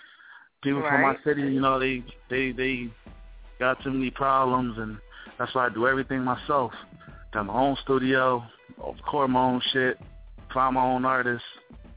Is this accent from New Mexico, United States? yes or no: no; Atlantic City, New Jersey, United States; I'm from Atlantic City, by the way, Langston, New Jersey.